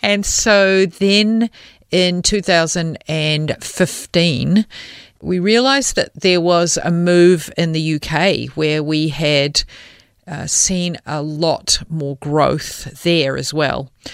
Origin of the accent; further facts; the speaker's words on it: New Zealand; moved away as an adult; now in Australia; I am a New Zealander